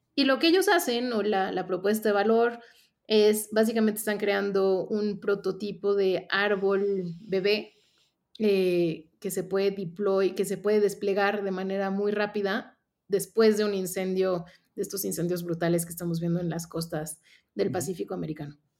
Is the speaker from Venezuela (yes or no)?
no; Mexico; also born or lived in Mexico City; yo soy mexicana y yo estoy basada aquí en la Ciudad de México